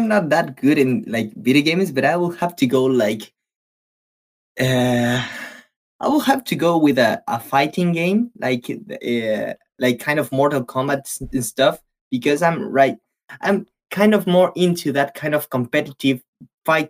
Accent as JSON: {"language": "English", "country": "Chile", "said": "I'm from Chile"}